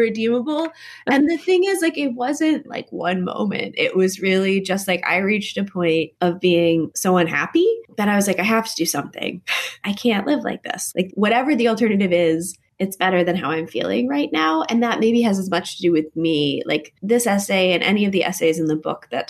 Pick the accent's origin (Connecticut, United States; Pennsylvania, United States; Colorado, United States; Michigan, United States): Connecticut, United States; I grew up in Connecticut, which is a very polite kind of New England place